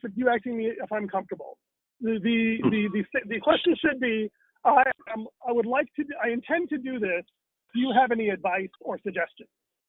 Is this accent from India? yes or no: yes; India; as an Indian, I am very used to having obedience without repentance.